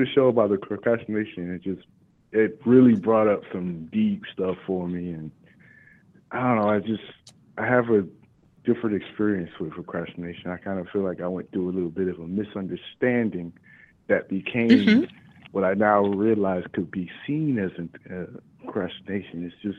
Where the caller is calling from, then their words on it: Dallas, Texas, United States; calling from Dallas area.